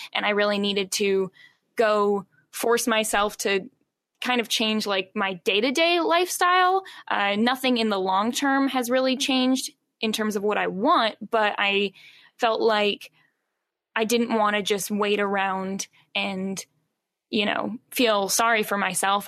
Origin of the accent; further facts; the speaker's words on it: Charlottesville, Virginia, United States; now in Richmond, United States; I primarily grew up in Charlottesville, Virginia, and then moved here after college.